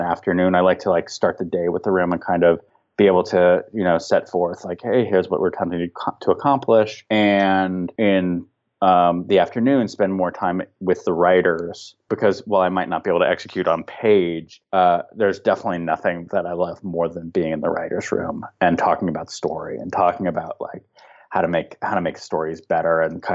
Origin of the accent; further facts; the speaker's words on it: San Fernando and San Gabriel Valley, California, United States; I grew up in the San Fernando and San Gabriel Valley. So it was like, this is my home